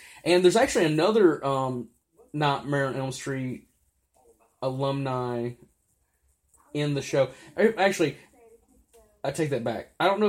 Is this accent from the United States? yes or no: no; Mexico; I don't know how street cred works. I'm from Mexico.